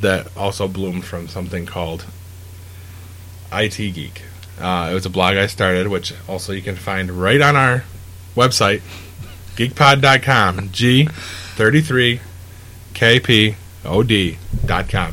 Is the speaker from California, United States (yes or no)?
no; Syracuse area, New York, United States; We're from Syracuse